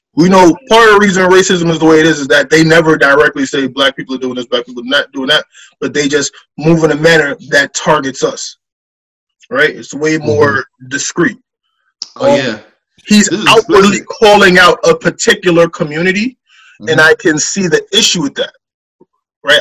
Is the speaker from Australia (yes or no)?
no; Guyana; now in United States; I'm from Guyana